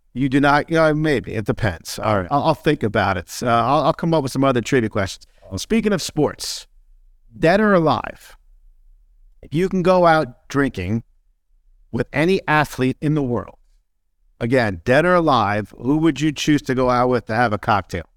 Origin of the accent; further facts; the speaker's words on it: New Jersey, United States; I'm from Jersey too.